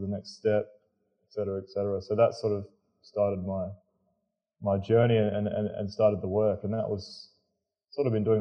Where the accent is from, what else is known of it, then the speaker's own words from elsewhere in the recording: Perth, Western Australia, Australia; also born or lived in Waiheke Island, New Zealand; I grew up in Perth in Australia. I was actually born over in Waiheke Island in New Zealand.